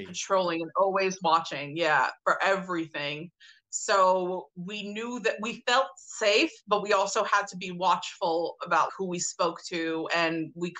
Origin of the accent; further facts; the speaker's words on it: New York City, New York, United States; I grew up in Brooklyn, okay. New York.